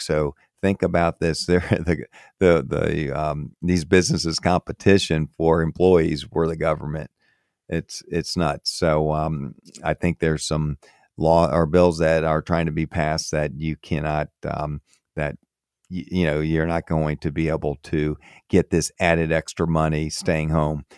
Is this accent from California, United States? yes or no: no; Florida, United States; moved away as an adult; also born or lived in Maryland / Fort Myers, Florida; I grew up in Florida, moved away from Florida in, in eighty-eight